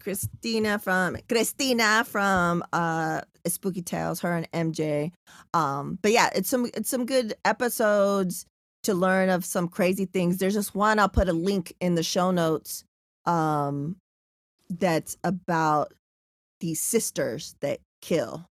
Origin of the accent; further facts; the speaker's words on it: San Diego, California, United States; also born or lived in National City; I'm from San Diego, born in National City